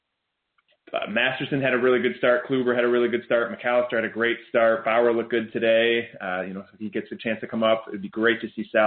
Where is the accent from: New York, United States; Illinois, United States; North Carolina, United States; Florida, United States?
Illinois, United States; Chicago; my hometown, for Chicago